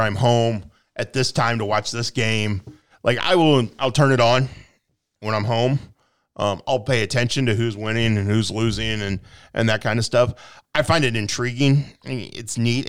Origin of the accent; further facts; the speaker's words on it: Quincy, Illinois, United States; I grew up here in Quincy